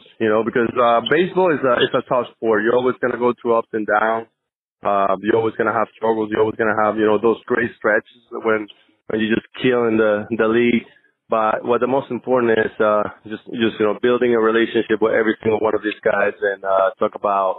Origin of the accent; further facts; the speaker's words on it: Venezuela; first language Spanish; English is a second language; moved away as an adult; I'm from Venezuela, so my first language was Spanish